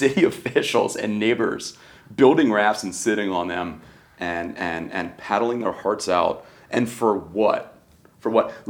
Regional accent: Jupiter, Florida, United States; I was born and raised in Jupiter, right? So right out of Jupiter High School.

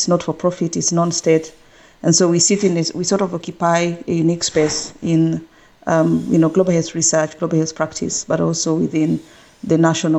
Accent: Uganda; moved away as an adult; also born or lived in Heidelberg, Germany; now in Nairobi, Kenya; I was born and raised in Uganda, and I came to Kenya about 17 years ago after my PhD training that I did in epidemiology, and that was in Heidelberg, Germany.

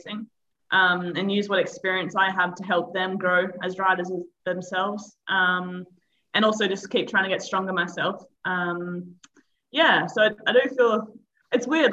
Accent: Perth, Western Australia, Australia; moved away as an adult; now in Girona, Spain; I'm from Perth, Western Australia.

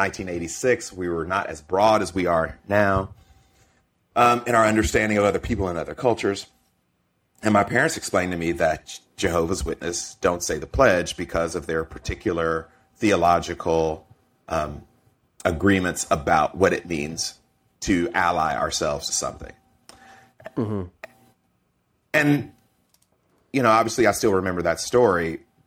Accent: Stone Mountain, Georgia, United States; also born or lived in Mississippi; I grew up in Mississippi and Georgia

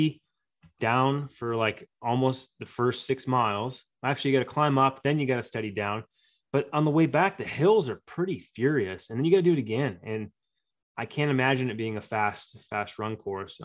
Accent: St. George, Utah, United States; my hometown

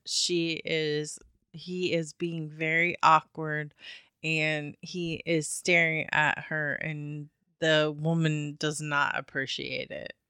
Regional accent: Midwest, United States; moved away; we're from the Midwest

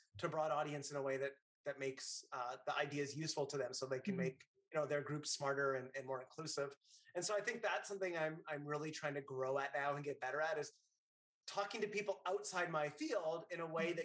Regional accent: Northern Canada, Canada; moved away as an adult; now in New York City, United States; When I was a kid, I grew up in Northern Canada

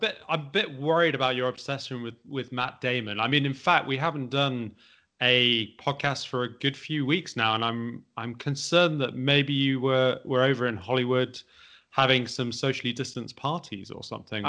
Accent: United Kingdom; With being British people, we should have done that first, not second.

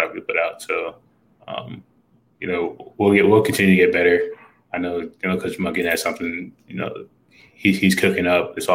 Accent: New York City, New York, United States; I'm from New York City, I'm close

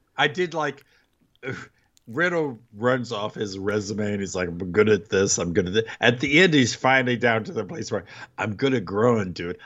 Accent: United States; as an American

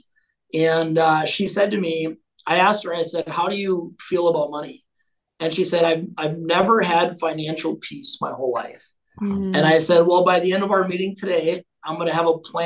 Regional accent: Owatonna, Minnesota, United States; I was born and raised in Owatonna, Minnesota, little farming community, about an hour south of Minneapolis

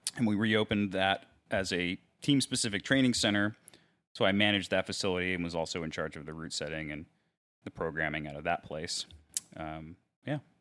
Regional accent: Mechanicsville, Maryland, United States; moved away as an adult; now in Dallas, United States; I'm originally from Maryland, a little place called Mechanicsville, which is in southern Maryland.

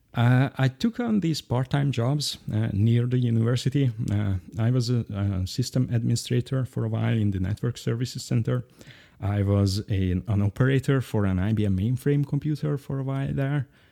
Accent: Budapest, Hungary; English is a second language; I've lived here in Budapest most of my life in Hungary

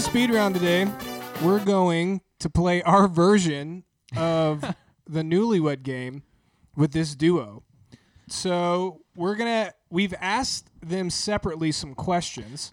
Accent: Peachtree City, Georgia, United States; where I grew up in Peachtree City

